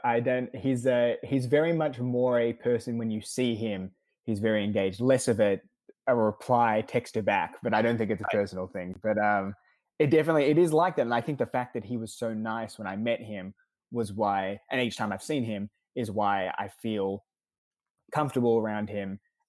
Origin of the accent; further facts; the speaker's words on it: Australia; now in United States; I moved over from Australia to the States in 2014.